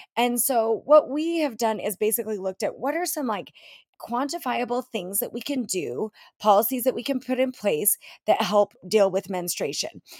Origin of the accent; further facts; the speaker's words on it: Utah, United States; my home state of Utah